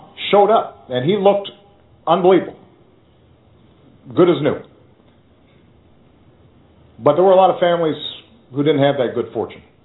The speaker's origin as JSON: {"language": "English", "town": "Chicago", "region": "Illinois", "country": "United States", "tie": "born or raised there", "said": "my hometown of Chicago"}